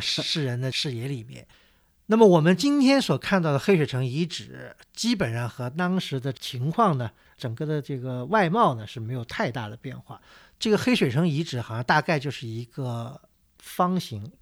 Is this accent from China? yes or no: yes; China; 我们作为中国人